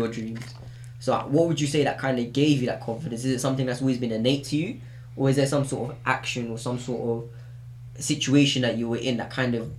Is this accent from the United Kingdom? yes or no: yes; London, United Kingdom; I'm from Islington, or I'm from North London